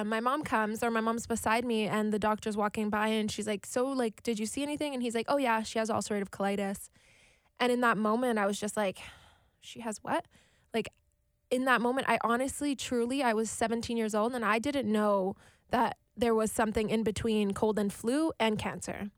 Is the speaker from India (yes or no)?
no; Winnipeg, Manitoba, Canada; also born or lived in Alberta; I'm born and raised in Winnipeg, Manitoba, Canada.